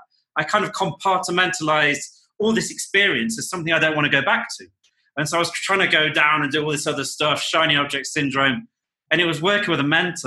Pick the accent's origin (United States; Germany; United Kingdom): United Kingdom; Nottingham, East Midlands; moved away; I grew up in a city called Nottingham in the United Kingdom